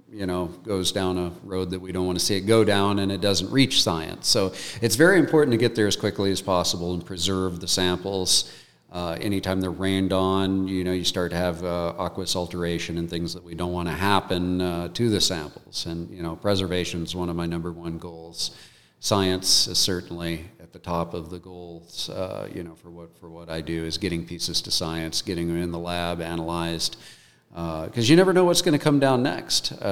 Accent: United States; like many you know, young boys growing up in America, I wanted to be an astronaut.

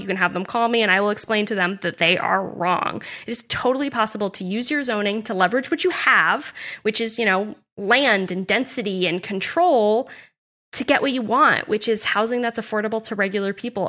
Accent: Nottingham, New Hampshire, United States; also born or lived in Dover, New Hampshire / Newmarket, New Hampshire / Durham, New Hampshire; I'm also a New Hampshire native. I've lived here my entire life

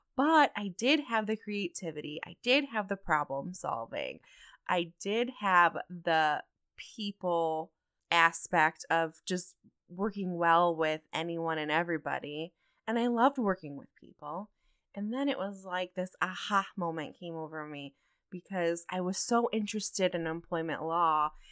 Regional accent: Toledo, Ohio, United States; moved away as an adult; also born or lived in New Mexico; I was born and raised in Toledo, Ohio

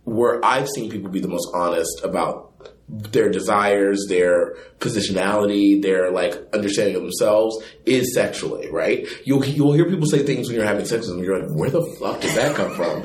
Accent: the South, United States; moved away; I am also from the South

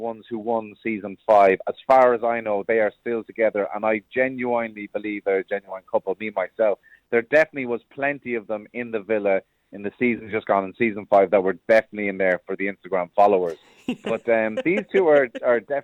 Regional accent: Cork, Munster, Ireland; growing up in a council estate in Cork

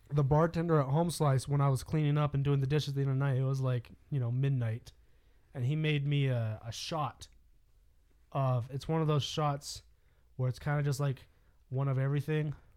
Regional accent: California, United States; now in Colorado, United States; I grew up in California

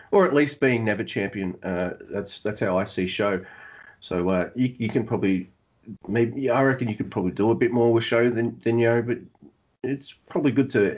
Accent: Australia; this Aussie

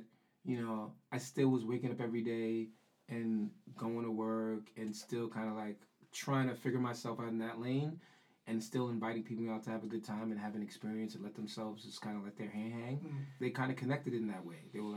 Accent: New York City, New York, United States; I'm from the Bronx.

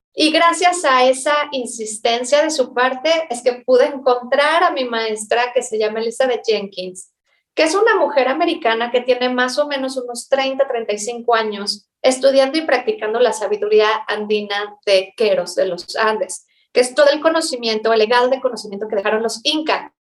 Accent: Mexico; como cualquier persona que ha nacido y crecido en México

